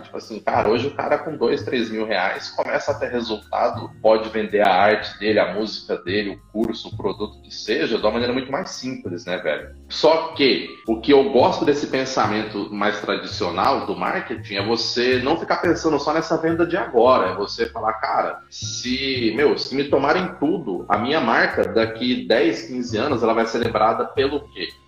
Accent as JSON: {"language": "Portuguese", "region": "São Paulo", "country": "Brazil", "tie": "born or raised there", "moved": "as an adult", "said": "Tô de São Paulo, voltei pra minha terra depois de muito tempo"}